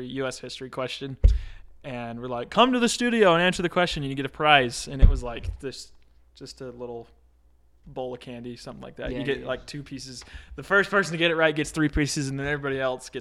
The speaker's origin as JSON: {"language": "English", "town": "Draper", "region": "Utah", "country": "United States", "tie": "born or raised there", "said": "I grew up in Draper"}